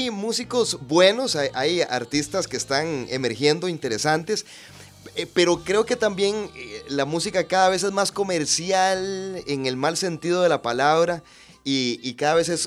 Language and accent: Spanish; Punta Arenas, Magallanes and Chilean Antarctica, Chile; Era un ritual. Yo recuerdo que yo soy de Punta Arenas